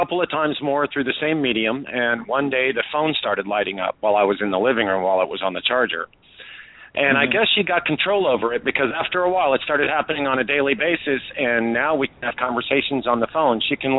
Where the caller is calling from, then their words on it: Tampa, Florida, United States; I'm calling from Tampa, Florida.